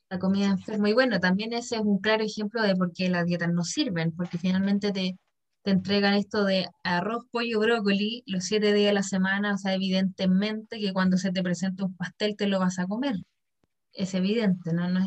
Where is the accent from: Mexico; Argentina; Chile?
Chile; No, pues, soy bien chileno.